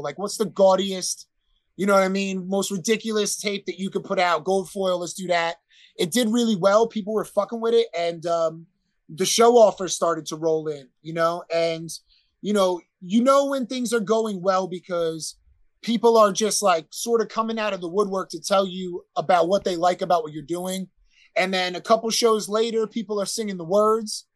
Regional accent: Elizabeth, New Jersey, United States; accent: Jersey; I'm from North Jersey

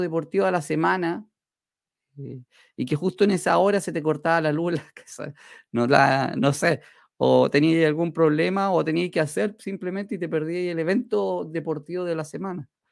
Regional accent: Chile; acá en mi país, en Chile

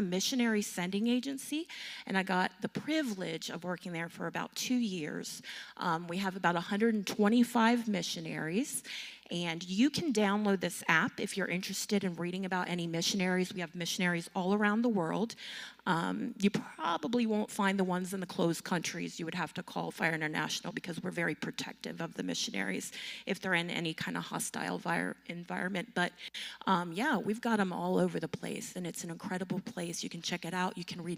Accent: North Carolina, United States; moved away as an adult; We came from North Carolina. We just moved here about a year ago, and we served as children's pastors or children's ministers.

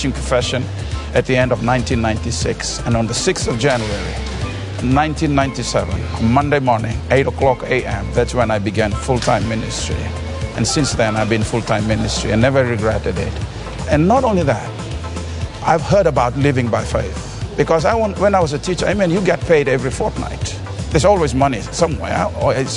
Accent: Fiji; I'm from Fiji.

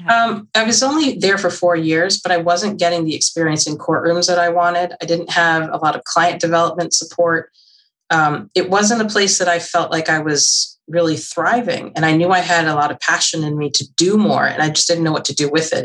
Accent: Mercer County, New Jersey, United States; also born or lived in Omaha, Nebraska; I grew up in Mercer County.

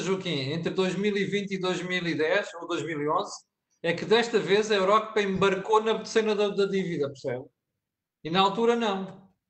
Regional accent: Portugal; como português

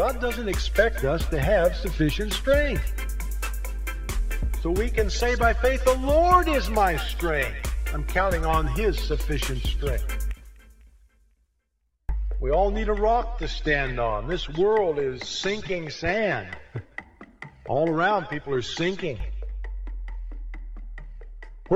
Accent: Indianapolis, Indiana, United States; I was growing up in Indianapolis, Indiana

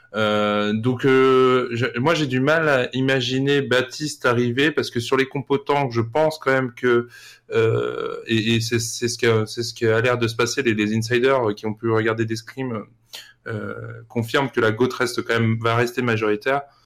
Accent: France; en tant que Français

